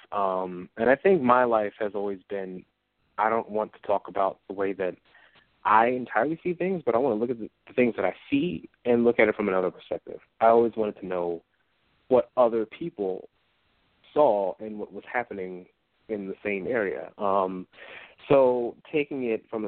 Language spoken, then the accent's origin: English; Philadelphia, Pennsylvania, United States; I grew up in West Philly